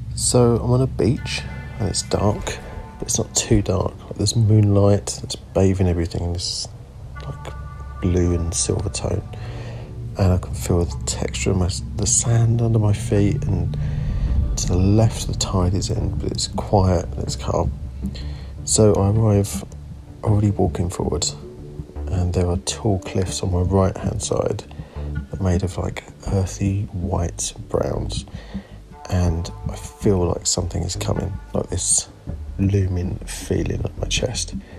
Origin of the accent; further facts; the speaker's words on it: Suffolk, East of England, United Kingdom; I'm a photographer from Suffolk on the East Coast